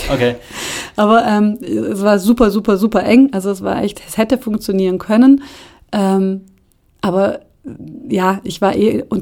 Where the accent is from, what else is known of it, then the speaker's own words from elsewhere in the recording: Brazil; now in Germany; ich bin in Brasilien aufgewachsen, ähm, habe viele Freunde in Brasilien, reise oft oder gerne nach Brasilien